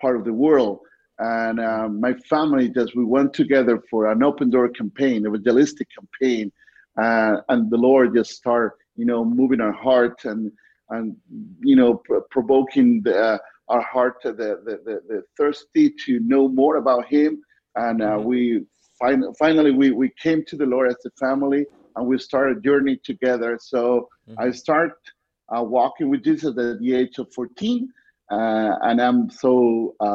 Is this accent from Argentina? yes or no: yes; Argentina; English is a second language; I'm originally from Argentina, so I was born in Argentina, and actually I'm living in Argentina in the city of Cordoba.